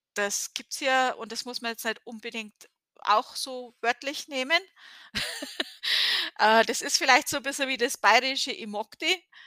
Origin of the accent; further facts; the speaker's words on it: Germany; moved away; als Deutsche